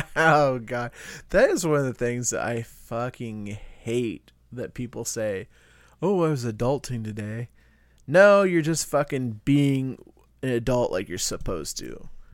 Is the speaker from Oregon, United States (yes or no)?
no; Iowa, United States; We're from Iowa